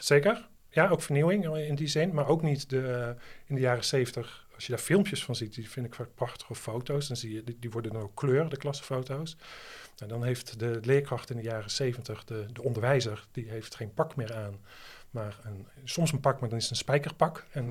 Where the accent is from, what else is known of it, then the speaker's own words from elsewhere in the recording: Netherlands; als Nederlander